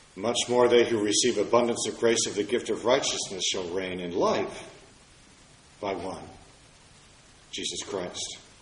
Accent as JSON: {"language": "English", "town": "Washington", "region": "District of Columbia", "country": "United States", "tie": "born or raised there", "said": "In my hometown of Washington, D.C."}